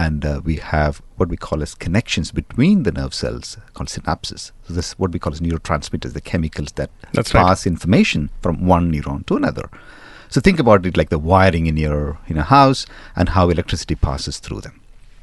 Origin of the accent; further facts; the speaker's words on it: London, United Kingdom; You know, I come from London and it's somewhat the same there as well.